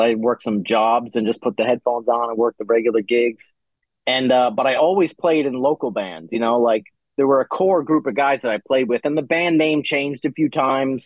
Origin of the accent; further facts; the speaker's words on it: Rhode Island, United States; moved away; I grew up in Rhode Island